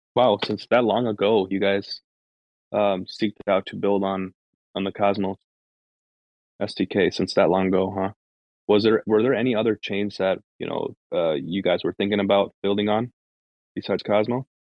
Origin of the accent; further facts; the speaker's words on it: United States; I'm from the states